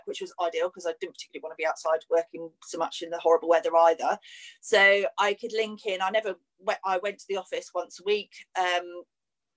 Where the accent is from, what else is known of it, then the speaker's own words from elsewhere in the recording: Cornwall, South West England, United Kingdom; moved away as an adult; also born or lived in Sussex / London; I moved from Cornwall, moved to Sussex, worked in London for a little while. And then I met John, met my husband, and life gets turned upside down when you kind of meet your life partner, doesn't it? And then, so we moved back to Cornwall.